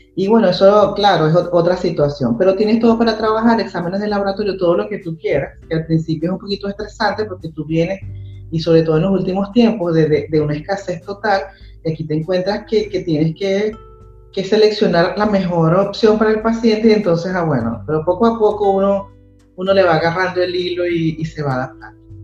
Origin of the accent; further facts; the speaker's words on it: Ciudad Bolívar, Bolívar, Venezuela; moved away; yo soy de Ciudad Bolívar